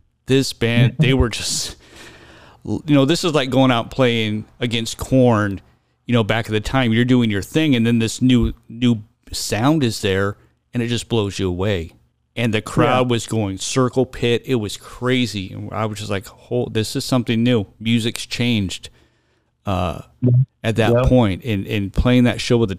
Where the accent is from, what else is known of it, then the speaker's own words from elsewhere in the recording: Santa Barbara, California, United States; we're from Santa Barbara